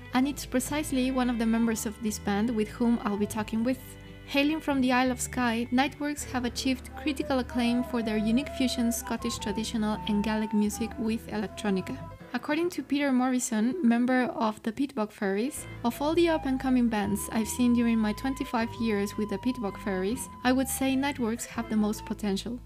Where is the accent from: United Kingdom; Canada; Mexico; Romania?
Mexico; I'm from Mexico and I work in the classical music industry